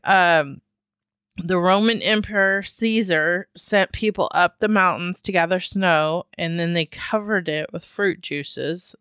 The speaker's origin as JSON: {"language": "English", "region": "Midwest", "country": "United States", "moved": "yes", "said": "we're from the Midwest"}